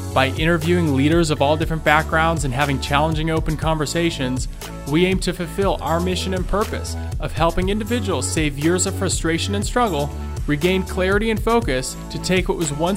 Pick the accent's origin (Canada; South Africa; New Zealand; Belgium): Belgium; Brussels, Brussels-Capital Region; now in Brighton, Michigan, United States; I'm from Brussels, Belgium originally